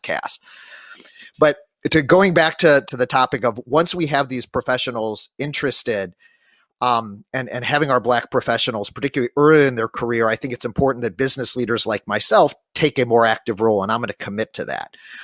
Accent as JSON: {"language": "English", "town": "St. Louis", "region": "Missouri", "country": "United States", "said": "I'm from St. Louis"}